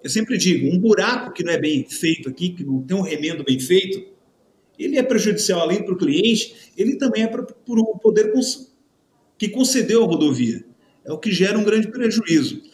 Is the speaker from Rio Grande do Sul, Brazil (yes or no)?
no; Santa Catarina, Brazil; Eu sou do Sul né, de Santa Catarina, uma região italiana.